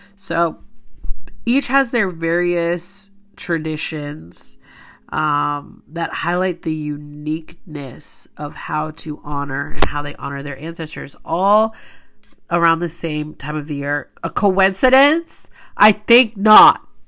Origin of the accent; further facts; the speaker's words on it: Kansas, United States; I'm from Kansas